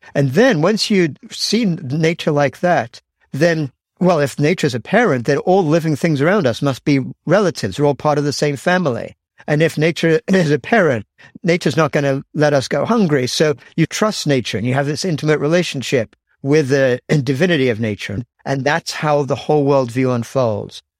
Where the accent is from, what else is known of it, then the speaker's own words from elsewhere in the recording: England, United Kingdom; moved away as an adult; now in United States; I grew up in England and actually I, yeah, I did my undergraduate at Cambridge, but then I left England at age 21